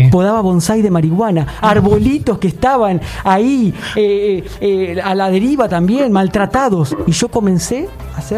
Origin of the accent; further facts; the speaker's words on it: Lomas de Zamora, Buenos Aires Province, Argentina; born there; Y, y nací, bueno, obviamente en el barrio de Lomas de Zamora, el barrio Santa Marta, justamente un barrio que está pegadito a Mundo Bailable